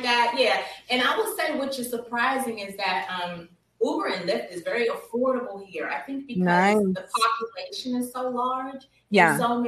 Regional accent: East Coast, United States; moved away as an adult; now in California, United States; I'm an East Coast girl, born and raised on the East Coast

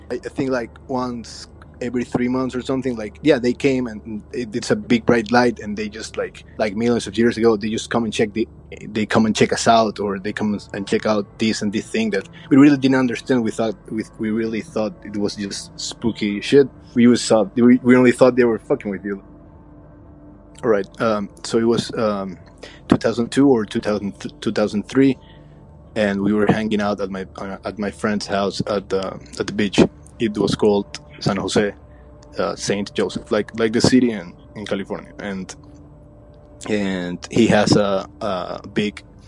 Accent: Ecuador; I'm from Ecuador in South America.

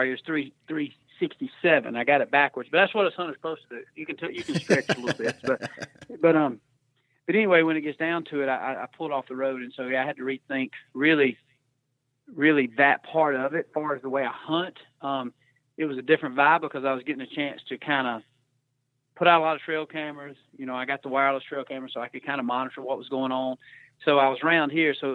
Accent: Georgia, United States; I grew up in Georgia, you know, hunting and fishing

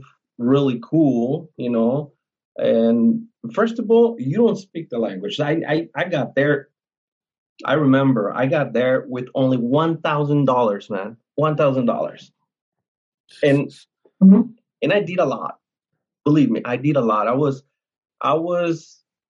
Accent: Colorado, United States; moved away as an adult; also born or lived in Cancun, Mexico; now in Ukraine; I grew up in Colorado. I was there up until I was like around, I don't know, 20-something, 20, 26, 25

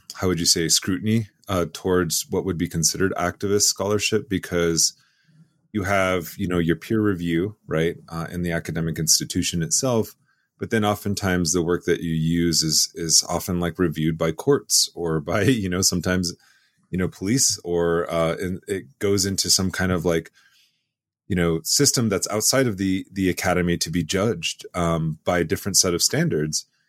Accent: Chamberlain, South Dakota, United States; growing up in Chamberlain, South Dakota, you know, in my own homelands

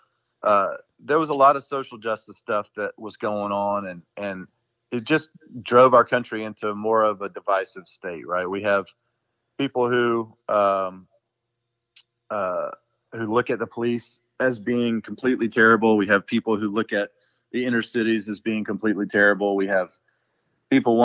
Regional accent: Brunswick, Georgia, United States; my hometown this year, Brunswick, Georgia

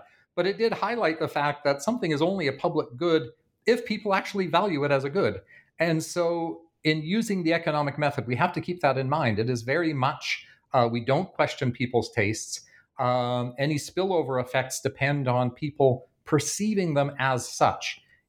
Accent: Canada; You'll be familiar in both the UK and in the United States and in my home country of Canada

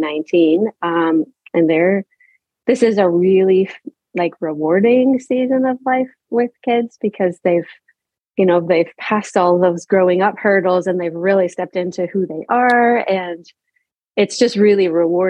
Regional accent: Halifax, Nova Scotia, Canada; moved away as an adult; also born or lived in Prince Edward Island / New Brunswick; We grew up in Nova Scotia, so in a port city, so right on the water, Halifax

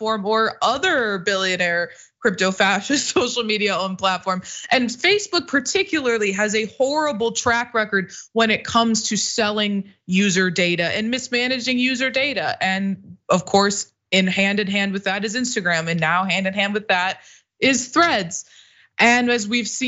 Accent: Illinois, United States; I'm from Illinois

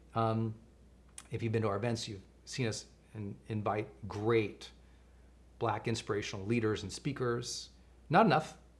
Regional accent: Montana, United States; I grew up in Montana

